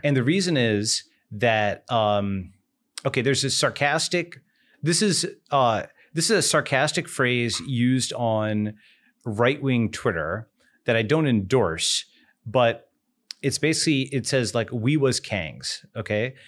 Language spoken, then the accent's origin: English; Long Island, New York, United States; moved away; born on Long Island, grew up in New York